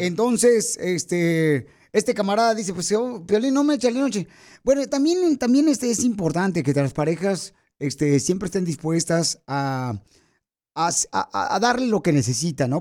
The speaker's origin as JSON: {"language": "Spanish", "town": "Ocotlán", "region": "Jalisco", "country": "Mexico", "also_born_or_lived": "Italy", "moved": "yes", "said": "Yo soy de Ocotlán, aunque primeramente nací en Italia"}